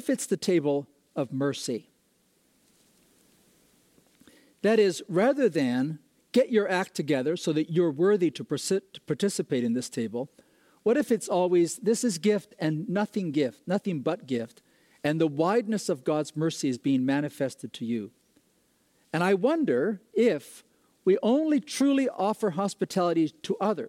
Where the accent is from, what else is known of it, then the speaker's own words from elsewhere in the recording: Ecuador; moved away; I grew up in Ecuador, South America